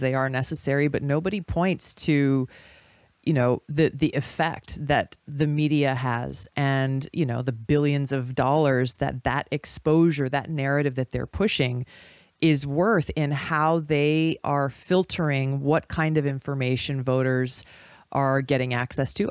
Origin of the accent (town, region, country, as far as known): Hawaii, United States